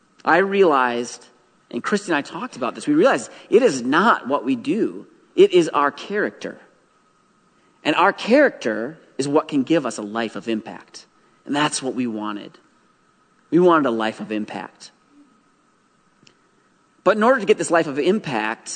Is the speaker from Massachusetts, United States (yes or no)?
no; Wisconsin, United States; moved away as an adult; also born or lived in Durban, South Africa; now in Burundi; I'm from Wisconsin